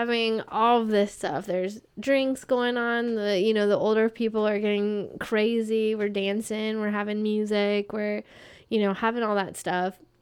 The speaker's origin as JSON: {"language": "English", "region": "North Carolina", "country": "United States", "tie": "born or raised there", "also_born_or_lived": "Florida", "said": "We moved to North Carolina"}